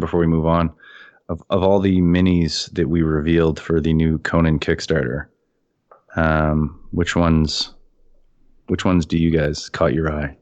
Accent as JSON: {"language": "English", "country": "Canada", "said": "as a Canadian"}